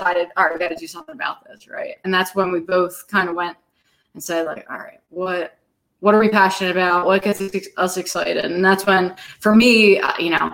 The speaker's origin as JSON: {"language": "English", "town": "Philadelphia", "region": "Pennsylvania", "country": "United States", "tie": "born or raised there", "moved": "yes", "said": "I grew up in Northeast Philadelphia"}